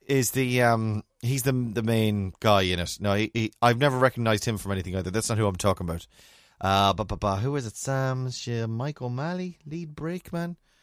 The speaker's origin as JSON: {"language": "English", "country": "Ireland", "said": "being Irish"}